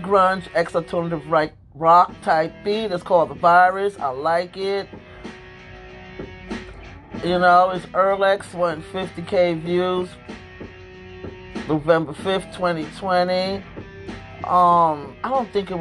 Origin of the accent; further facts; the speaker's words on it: United States; now in Pennsylvania, United States; I'm an American